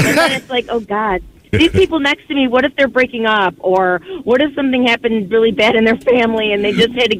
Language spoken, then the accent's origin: English; Irondequoit, New York, United States; I grew up in West Irondequoit, so I guess that's like the westest of the east side.